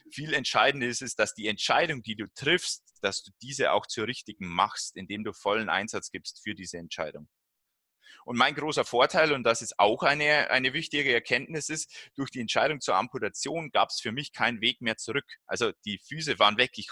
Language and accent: German; Wollensach, Bavaria, Germany; dieser 10-Kilometer-Lauf, äh, der ja von der Abendschau vom Bayerischen Fernsehen organisiert wird, in meinem Heimatort in Wollensach stattfindet.